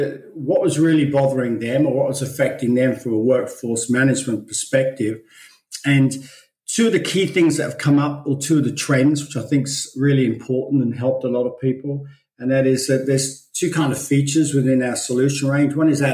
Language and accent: English; London, United Kingdom; moved away as an adult; also born or lived in Belfast / Australia; So actually my background was I was born in Belfast and kind of raised in London until I was 21 and then started traveling throughout the world, ended up in Australia in 1988.